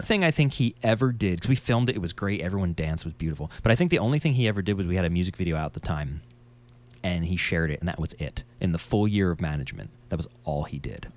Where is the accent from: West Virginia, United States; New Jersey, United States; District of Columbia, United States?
New Jersey, United States; I'm from New Jersey. if you couldn't tell by my accent.